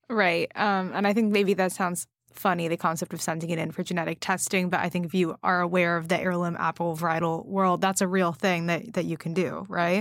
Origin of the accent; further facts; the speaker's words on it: West Coast, United States; I grew up on the West Coast